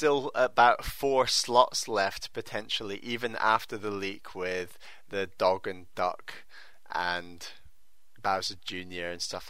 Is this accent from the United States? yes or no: no; Brazil; English is a second language; I know, that's because my family comes from Syria and I am from Brazil.